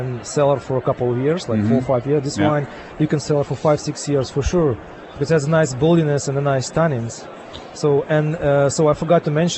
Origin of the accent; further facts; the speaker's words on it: Ukraine; moved away as an adult; now in Canada; Originally, I'm from Ukraine